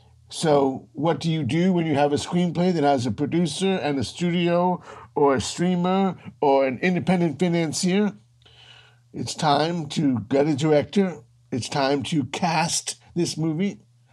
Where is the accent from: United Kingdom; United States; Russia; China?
United States; Washington, District of Columbia; I grew up in Washington, D.C. My father clerked for the Supreme Court.